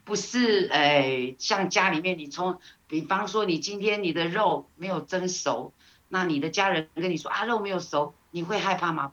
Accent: Taiwan; 我们台湾人，呃，我们台湾味

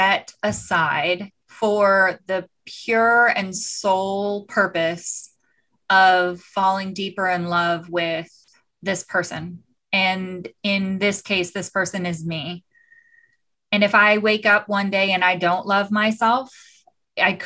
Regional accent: Southern California, United States; also born or lived in Tucson, Arizona; I grew up in Southern California.

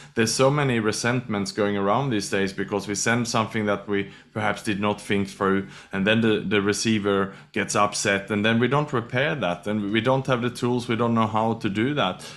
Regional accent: Sweden; also born or lived in Australia / Thailand / Indonesia / Malaysia; now in Singapore; I was born in Sweden, educated in Australia

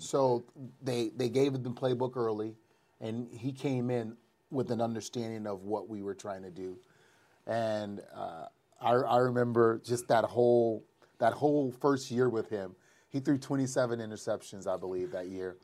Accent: New Orleans, Louisiana, United States; It happened in my hometown

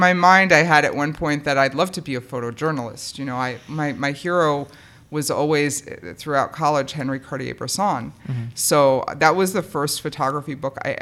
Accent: New York City, New York, United States; also born or lived in Manhattan; I grew up in Queens.

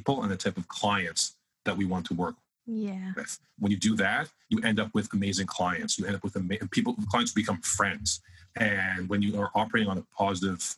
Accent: Canada; I'm Canadian

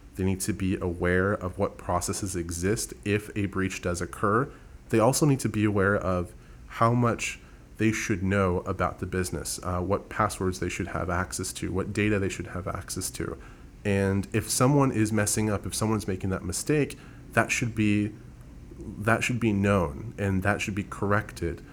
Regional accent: San Antonio, Texas, United States; I was born and raised here in San Antonio, so I am a, a native here

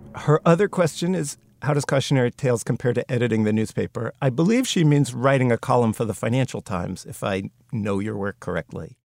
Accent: United States; being an American

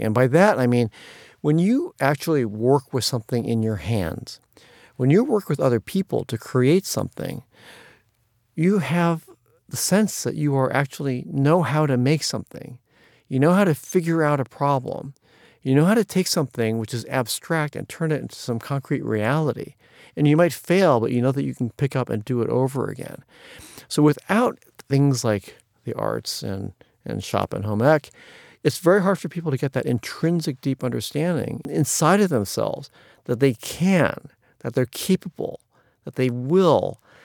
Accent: Ohio, United States; now in New York City, United States; there were lots of challenging issues about growing up in Ohio

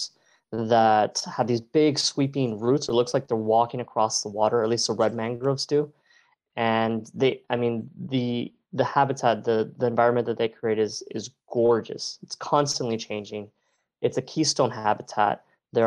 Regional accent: Miami, Florida, United States; I was born and raised in Miami

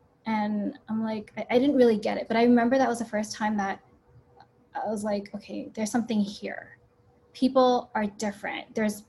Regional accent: New York City, New York, United States; English is a second language; also born or lived in Hong Kong; I'm a first-generation immigrant, so I came to this country when I was four. So I came from Hong Kong, which is more homogenous, right? And I came and our family moved to New York City

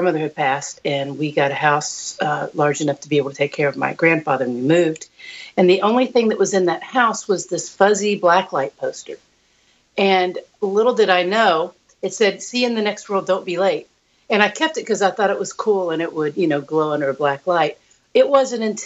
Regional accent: Lexington, Kentucky, United States; now in Cincinnati, United States; I grew up in Lexington, Kentucky

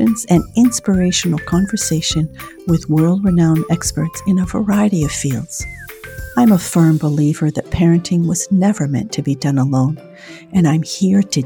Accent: France; accent: French; my French accent

